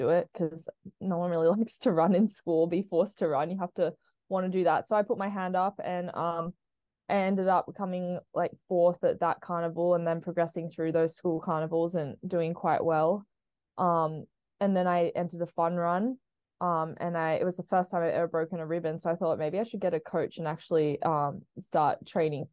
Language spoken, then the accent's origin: English; Sydney, New South Wales, Australia; moved away as an adult; also born or lived in Boise, Idaho, United States; now in Colorado, United States; I currently live in Colorado, but I grew up in Sydney, Australia